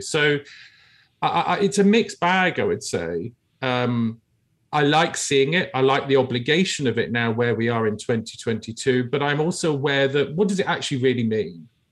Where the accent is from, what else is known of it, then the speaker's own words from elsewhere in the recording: United Kingdom; I grew up in the United Kingdom